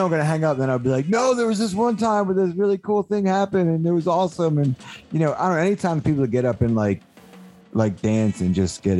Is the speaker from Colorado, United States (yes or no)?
no; Delaware, United States; And I grew up in Delaware and they had a really good like local punk rock scene.